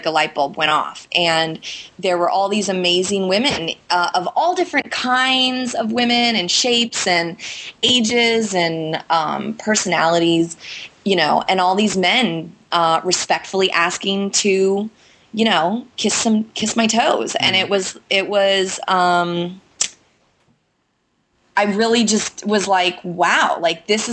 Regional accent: California, United States; moved away as an adult; now in Boston, United States; I'm from California, and I moved to Boston entirely on a whim, almost 9 years ago now

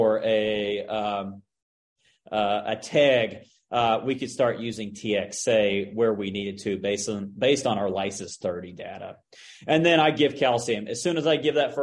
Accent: Oklahoma, United States; moved away; I'm from Oklahoma

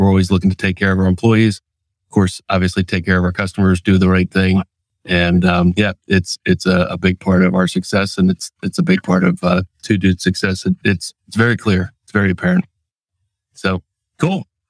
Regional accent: Pennsylvania, United States; also born or lived in Washington State; they came back to Pennsylvania

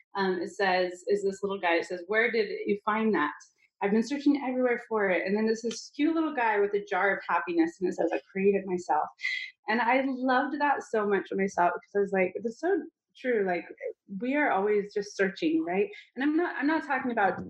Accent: Utah, United States; I grew up in Utah

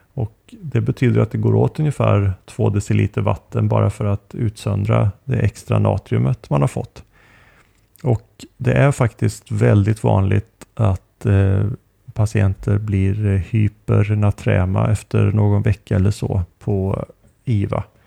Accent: Sweden; moved away; hemma i Sverige

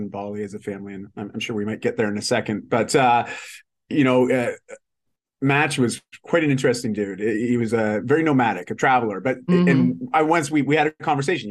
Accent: outside of Toronto, Ontario, Canada; moved away as an adult; now in Vancouver, Canada; I grew up outside of Toronto

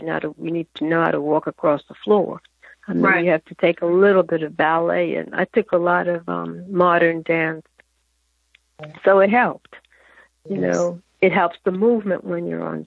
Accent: New York City, New York, United States; And I was raised in Harlem.

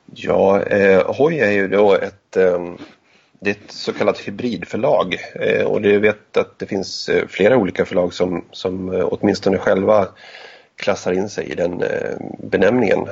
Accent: Gästrikland, Gävleborg County, Sweden; uppvuxen i Gästrikland

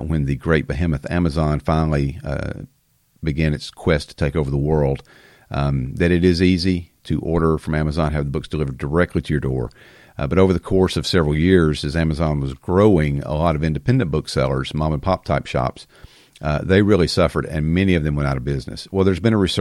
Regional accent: the South, United States; accent: country fried; I grew up in the South, in case you can't tell by my country fried accent

